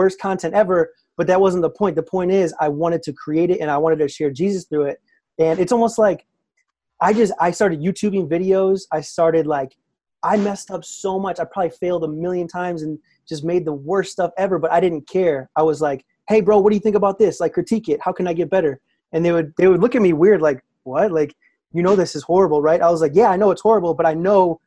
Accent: Naperville, Illinois, United States; I grew up in the Naperville, Aurora area in Illinois

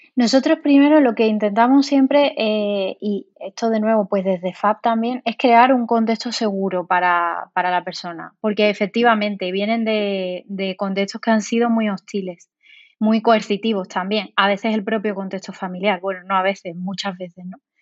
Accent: Seville, Andalusia, Spain; moved away as an adult; now in Valladolid, Spain; yo soy de Sevilla, eh, aunque ahora esté aquí en Valladolid

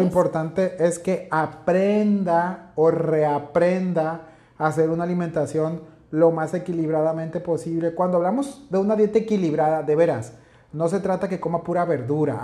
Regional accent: northern Mexico, Mexico; Para nosotros que somos acá norteños carnivorones

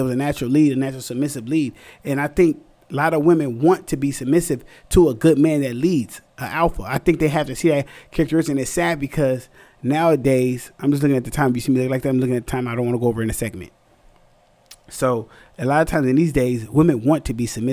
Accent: San Antonio, Texas, United States; moved away; also born or lived in California; I'm from the South, San Antonio, Texas

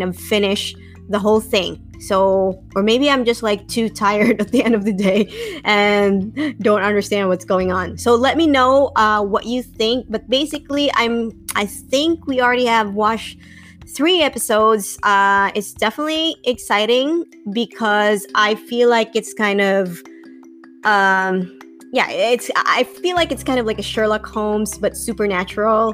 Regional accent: Bacolod, Negros Occidental, Philippines; moved away; also born or lived in Manila; I grew up in Bacolod

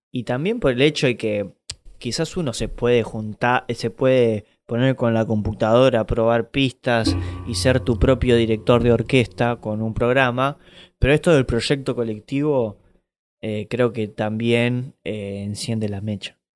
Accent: Lanús, Buenos Aires Province, Argentina

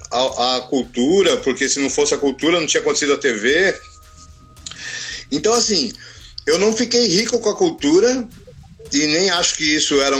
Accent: São Paulo, Brazil; eu, eu vim da quebrada, eu nasci, nasci e fui criado no Itaim Paulista. É, na minha infância, nos anos 70, eu morava num bairro, né? Eu nasci em 72, então eu cresci uhum. no Itaim Paulista nos anos 70 e 80.

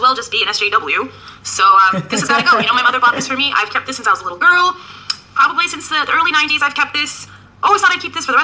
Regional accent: Arizona, United States; I'm from Arizona.

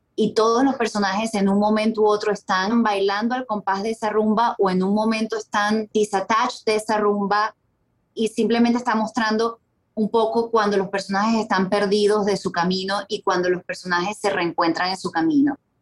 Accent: Venezuela; moved away as an adult; also born or lived in Colombia / Mexico / New York / Miami; Yo emigré de Venezuela en el 2010, viví en Colombia casi tres años

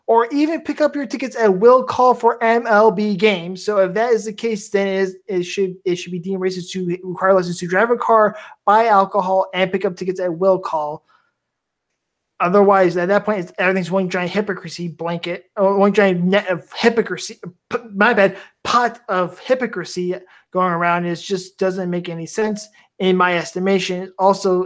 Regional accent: Cook County, Illinois, United States; I come from from Cook County, Illinois

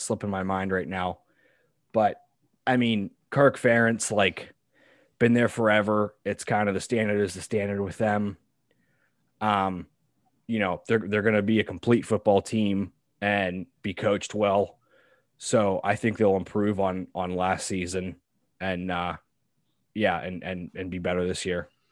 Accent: Pittsburgh, Pennsylvania, United States; I grew up in Pittsburgh, P

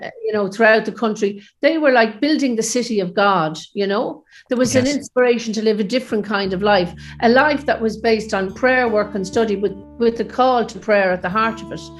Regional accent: Ireland

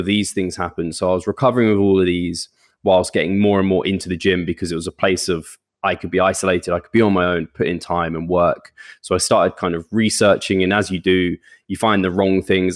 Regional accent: United Kingdom; now in London, United Kingdom; I've only ever lived, like, out, just outside of London with my parents.

